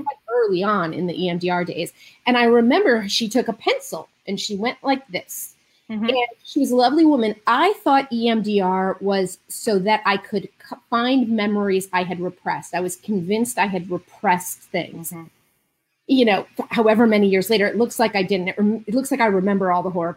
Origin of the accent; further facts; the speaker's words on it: Marin County, California, United States; I'm a Jew from Marin County. I have been since I was 16